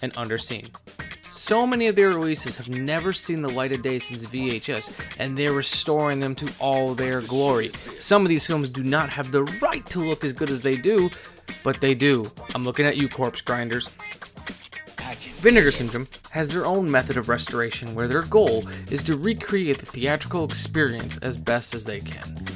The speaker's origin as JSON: {"language": "English", "region": "Midwest", "country": "United States", "tie": "born or raised there", "said": "growing up in the Midwest"}